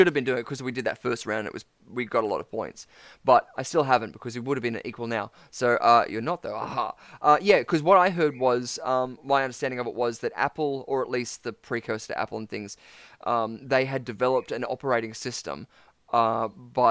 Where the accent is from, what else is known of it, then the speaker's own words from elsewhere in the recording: Australia; being an Aussie living in Sydney